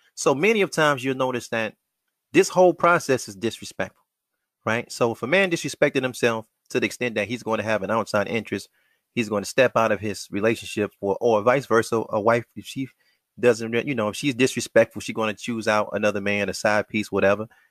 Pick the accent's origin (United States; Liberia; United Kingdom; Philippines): United States; Black American males raised, born, living, moving in the wilderness of North America